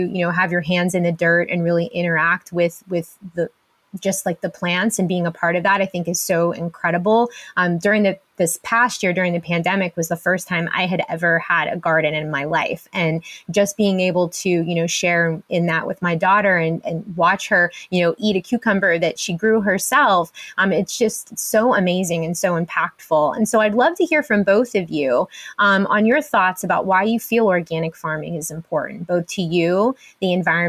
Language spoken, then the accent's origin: English; Pennsylvania, United States; I'm from Pennsylvania